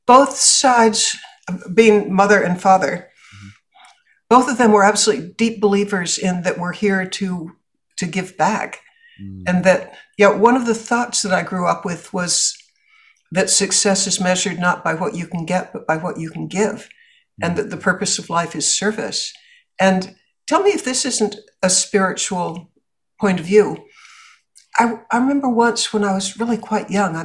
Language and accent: English; Boston, Massachusetts, United States; I grew up in Boston